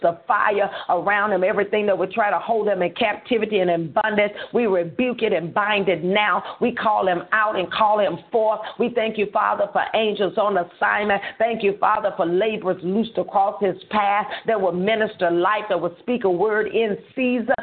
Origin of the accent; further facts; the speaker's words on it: Holly Grove, Arkansas, United States; We'll be in Holly Grove, Arkansas, which is my hometown